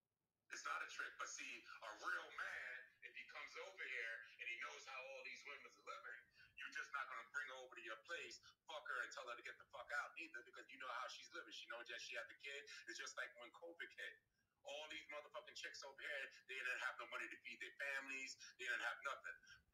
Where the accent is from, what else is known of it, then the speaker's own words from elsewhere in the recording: New York, United States; I'm from New York. I'm originally from New York.